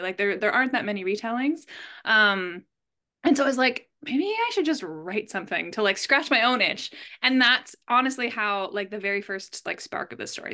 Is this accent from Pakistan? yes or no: no; Canada; I'm Canadian.